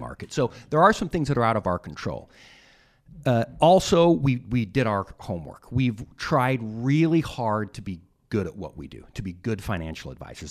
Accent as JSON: {"language": "English", "region": "Utah", "country": "United States", "said": "I was from Utah"}